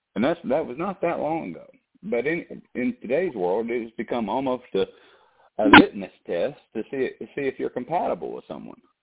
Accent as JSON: {"language": "English", "town": "Savannah", "region": "Georgia", "country": "United States", "tie": "born or raised there", "moved": "yes", "said": "I was born in Savannah"}